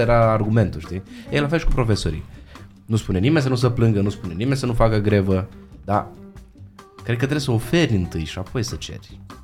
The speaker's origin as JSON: {"language": "Romanian", "country": "Romania", "said": "noi românii suntem în Anglia"}